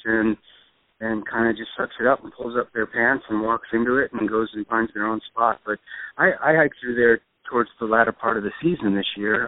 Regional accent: New Hampshire, United States; I was born and raised in New Hampshire

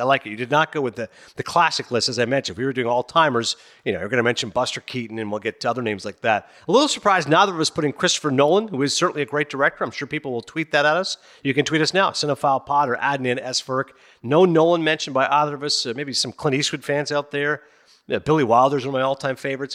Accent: Canada; also born or lived in Toronto; I'm a Canadian guy, thirty-eight years old. I was born in Toronto. I grew up in a small town

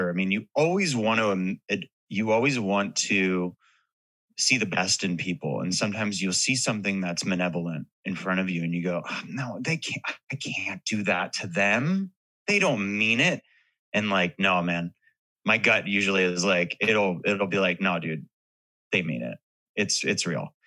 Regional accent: Hollywood, California, United States; well, what it is is like growing growing up in Hollywood. I that's why I brought up the book earlier. It was like a lo- it was a love letter to a town that now I mean it feels totally different

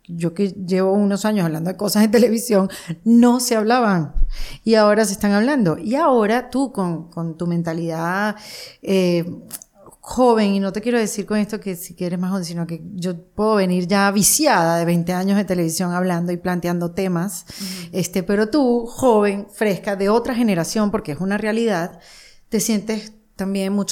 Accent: Panama; Y como los panameños somos así como los venezolanos, somos así como los latinos, digamos, por decirlo de una manera, muy habladores.

